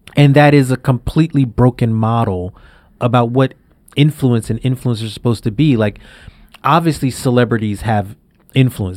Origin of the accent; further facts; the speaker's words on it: New York City, New York, United States; I grew up in Brownsville in Brooklyn